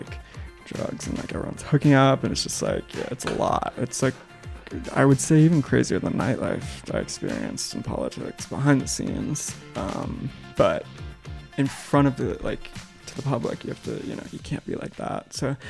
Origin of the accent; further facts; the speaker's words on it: the South, United States; moved away; I'm from the South